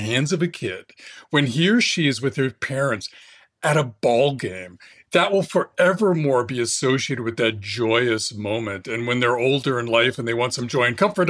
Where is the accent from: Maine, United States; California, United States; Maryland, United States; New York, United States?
California, United States; Fresno; I grew up in California, Fresno, for my early teens in the Central Valley